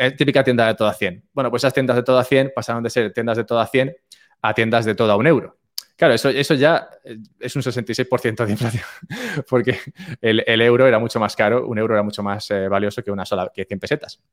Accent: Madrid, Community of Madrid, Spain; moved away as an adult; now in Andorra; yo nací, nací en Madrid y aunque ahora no vivo en España, me mudé hace poco a Andorra

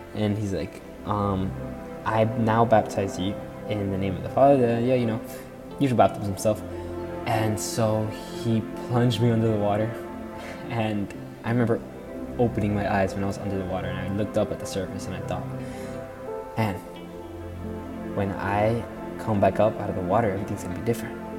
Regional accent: Florida, United States; I'm 15 from Florida, and I've lived here all my life.

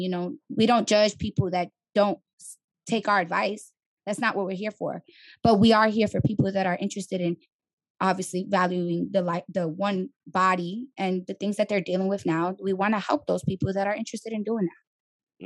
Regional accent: New York City, New York, United States; moved away as an adult; now in Atlanta, United States; I'm from the Bronx, born and raised

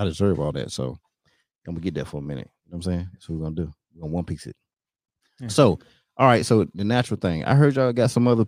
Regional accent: North Carolina, United States; I'm from North Carolina

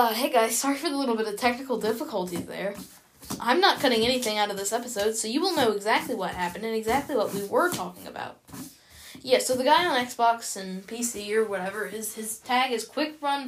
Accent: United States; I'm an American

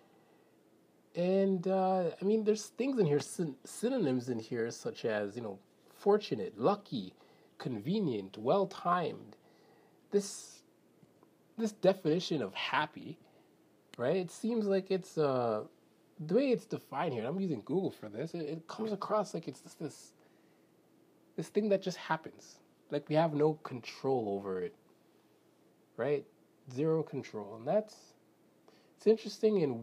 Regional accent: Canada; I'm Canadian

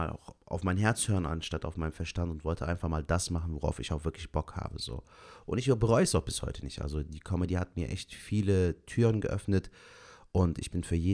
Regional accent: Germany; born there; ich habe türkische Wurzeln, ich habe äh, türkische Eltern, also türkische Wurzeln. Bin auch ein Türke, der in Gebo äh, Deutschland

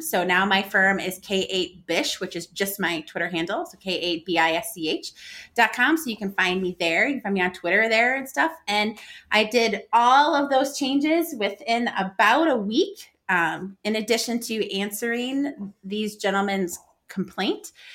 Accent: United States; being American

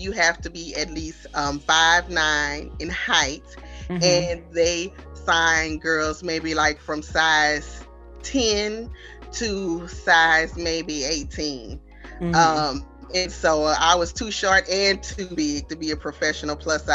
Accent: Baton Rouge, Louisiana, United States; So I am originally from Baton Rouge, Louisiana

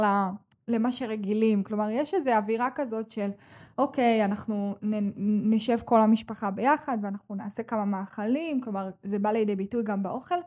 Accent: Israel; אני בוחרת לחיות כאן ב, במדינת ישראל, ואני נולדתי כאן

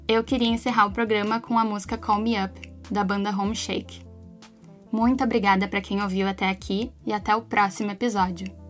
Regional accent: Porto Alegre, Rio Grande do Sul, Brazil; eu sou aqui de Porto Alegre

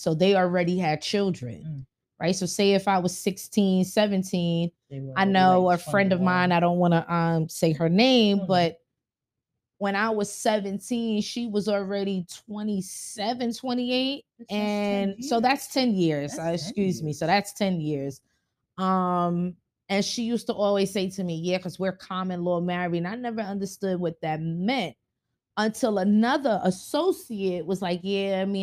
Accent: New York City, New York, United States; we grew up in Bronx, New York.

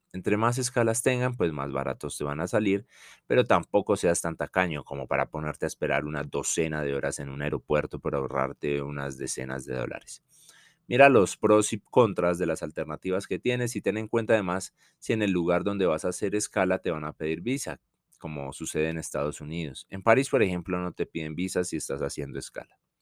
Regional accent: Colombia; also born or lived in Bogotá / Madrid

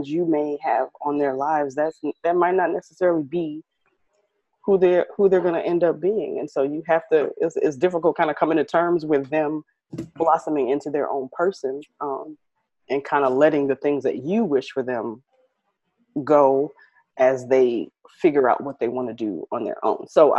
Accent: Midwest, United States; also born or lived in Connecticut / Rhode Island / Kansas / Milwaukee; So I was born in Connecticut, but we moved around. Like, so I lived in Connecticut, Rhode Island. I lived in a little town called Coffeyville, Kansas. I've lived in Kansas City. I've lived in Milwaukee. I've lived in Evanston, Illinois, Chicago. So I'm from, I'm a Midwest girl

